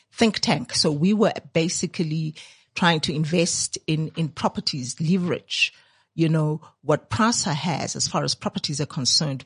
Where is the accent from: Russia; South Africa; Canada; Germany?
South Africa; Soweto, Gauteng; I grew up there in Dipcliffe